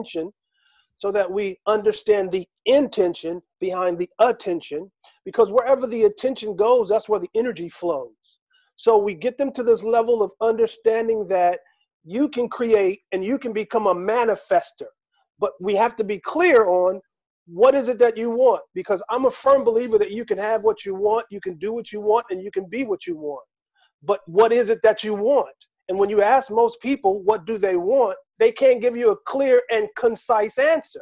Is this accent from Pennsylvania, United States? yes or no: yes; Philadelphia, Pennsylvania, United States; now in Las Vegas, United States; I'm from Philadelphia, which is known as the city of brotherly love